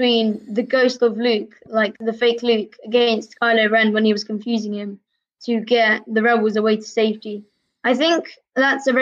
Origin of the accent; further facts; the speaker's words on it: London, United Kingdom; also born or lived in Russia; we moved to England / London when I was 2 years old